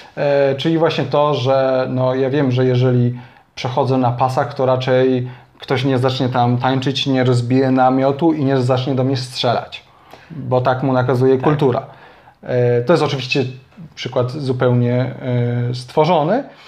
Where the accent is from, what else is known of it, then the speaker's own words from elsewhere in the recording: Kraków, Lesser Poland, Poland; u nas w Krakowie